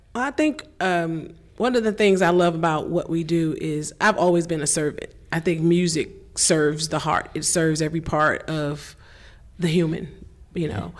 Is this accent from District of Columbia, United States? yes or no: yes; Washington, District of Columbia, United States; I came from Baptist Church in Washington D.C.